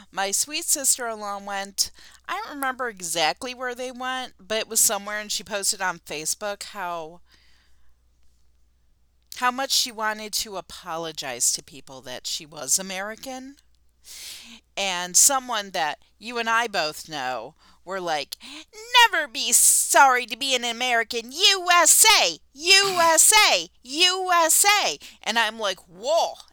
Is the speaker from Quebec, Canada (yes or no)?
no; Niagara Falls, Ontario, Canada; Listen, if I travel abroad, where are you from? Niagara Falls, Canada.